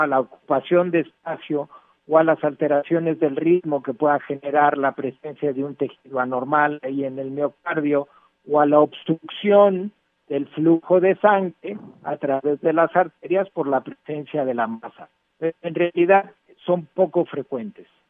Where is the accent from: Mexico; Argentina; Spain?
Mexico